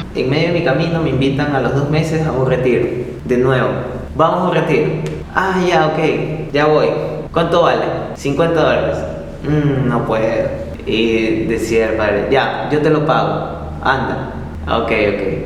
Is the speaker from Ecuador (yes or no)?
yes; Ecuador; soy de Ecuador